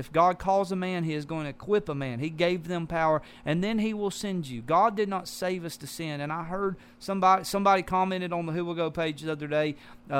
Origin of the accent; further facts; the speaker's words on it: Georgia, United States; I'm from Georgia